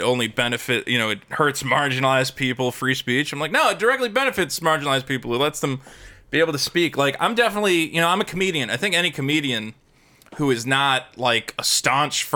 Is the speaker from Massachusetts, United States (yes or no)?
yes; Amherst, Massachusetts, United States; moved away; I grew up in Amherst, Massachusetts, which is kind of like the Berkeley of the East Coast